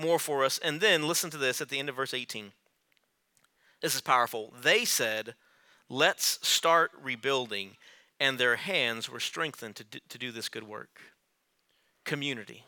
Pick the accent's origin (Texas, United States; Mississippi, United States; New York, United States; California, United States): Texas, United States; Rio Grande Valley; I'm from the Rio Grande Valley